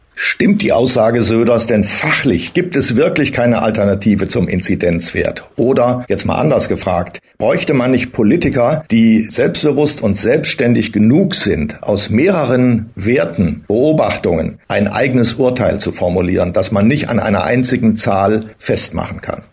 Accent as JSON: {"language": "German", "region": "Thuringia", "country": "Germany", "tie": "born or raised there", "moved": "yes", "said": "Ich bin ja in Thüringen geboren"}